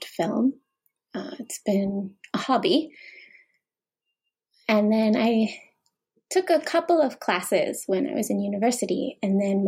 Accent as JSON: {"language": "English", "town": "Youngstown", "region": "Ohio", "country": "United States", "moved": "as an adult", "lives_now": "Nagoya, Japan", "said": "originally, I'm from Youngstown, Ohio, in the United States. And I moved to Japan about 10 years ago"}